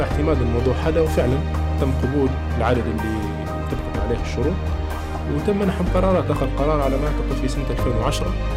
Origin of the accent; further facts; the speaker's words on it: Libya; أنا كليبي، انولدت في ليبيا وعشت في ليبيا